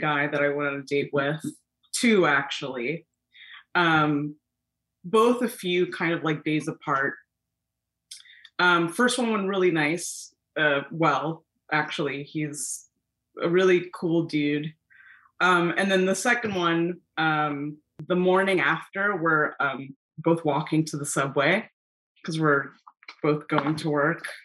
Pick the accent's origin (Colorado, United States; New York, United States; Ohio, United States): New York, United States; New York City; I'm from Flushing